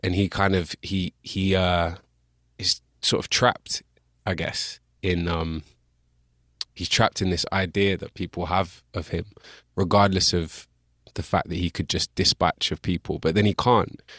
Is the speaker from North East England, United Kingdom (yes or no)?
no; Bristol, South West England, United Kingdom; accent: English; I grew up in Bristol.